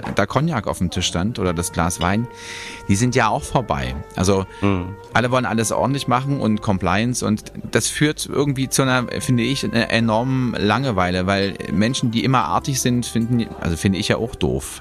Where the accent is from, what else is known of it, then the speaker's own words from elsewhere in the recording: Germany; als Deutscher